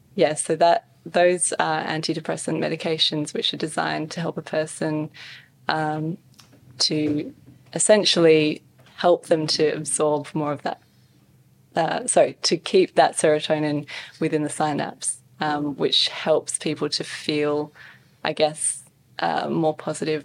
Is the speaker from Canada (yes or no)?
no; Western Australia, Australia; also born or lived in Scotland / Perth, Australia; grow up in a small country town, you know, small school